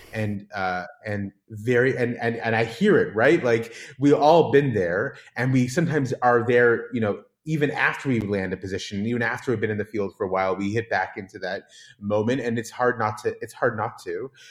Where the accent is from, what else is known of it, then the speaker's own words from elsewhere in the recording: San Diego, California, United States; moved away as an adult; now in Israel; growing up in Southern California, in San Diego